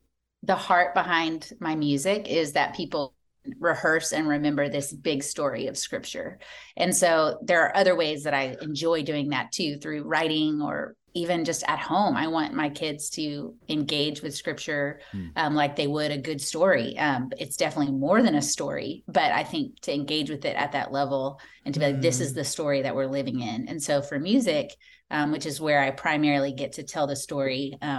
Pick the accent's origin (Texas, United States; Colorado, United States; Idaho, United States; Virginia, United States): Texas, United States; We live in Dallas now. We've moved around quite a bit, but we live in Dallas and we're from Texas.